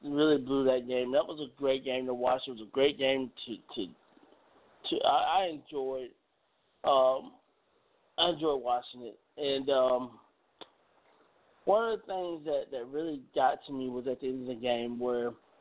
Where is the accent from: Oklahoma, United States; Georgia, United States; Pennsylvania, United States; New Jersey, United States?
Georgia, United States; I'm a kid from Georgia. I've been around some of these high school coaches since I was as young as 8 years old